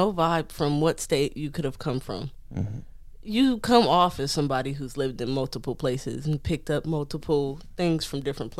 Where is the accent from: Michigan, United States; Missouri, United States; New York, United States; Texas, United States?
Michigan, United States; Detroit; If you ask me, where are you from? I'm going to say, I'm from Detroit. I was born and raised in Detroit.